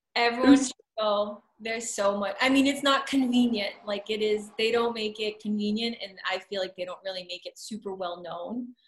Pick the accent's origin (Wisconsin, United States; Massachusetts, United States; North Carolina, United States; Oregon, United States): Massachusetts, United States; Shrewsbury; also born or lived in Phoenix / Boston / New York; now in Worcester, United States; I grew up in Shrewsbury, and I lived all over. Like, I lived in Phoenix, and then Boston, and New York